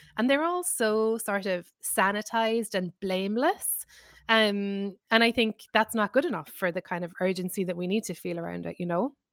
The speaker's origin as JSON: {"language": "English", "country": "Ireland", "moved": "as an adult", "lives_now": "New York, United States", "said": "I'm Irish."}